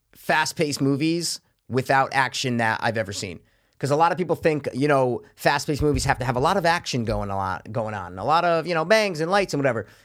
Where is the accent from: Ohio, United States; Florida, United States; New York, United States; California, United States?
New York, United States; New York area, United States; we're from the New York area